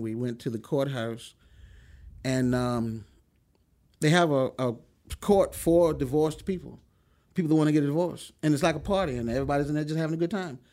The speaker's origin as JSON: {"language": "English", "town": "Chase City", "region": "Virginia", "country": "United States", "tie": "born or raised there", "also_born_or_lived": "Lynchburg, Virginia / California", "moved": "as an adult", "said": "I grew up in a small town called Chase City"}